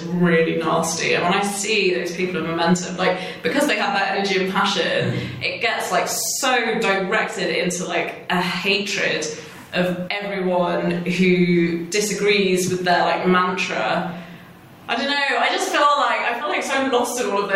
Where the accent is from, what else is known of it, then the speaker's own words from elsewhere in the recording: United Kingdom; I was born in Britain, I had my British passport